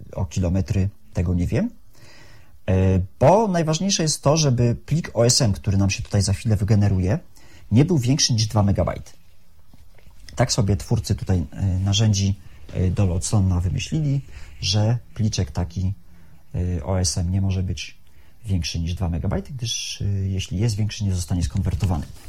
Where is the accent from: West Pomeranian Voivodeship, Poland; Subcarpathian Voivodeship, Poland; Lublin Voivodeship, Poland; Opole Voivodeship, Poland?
West Pomeranian Voivodeship, Poland; Szczecin; od urodzenia mieszkam y, na ulicy Santockiej na osiedlu Kaliny